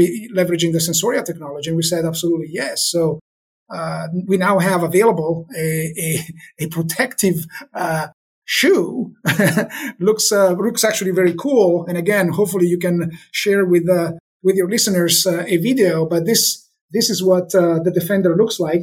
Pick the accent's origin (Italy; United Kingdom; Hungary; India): Italy; moved away; We're from Italy.